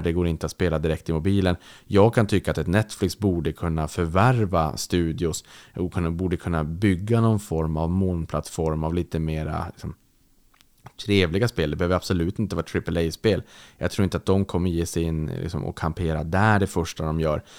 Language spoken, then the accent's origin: Swedish; Sweden; när jag växte upp i Sverige